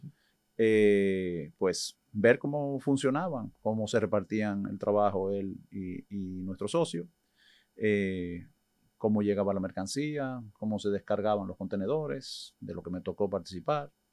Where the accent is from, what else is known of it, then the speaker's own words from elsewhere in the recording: Dominican Republic; nacido y criado aquí en República Dominicana, aunque mis padres son inmigrantes españoles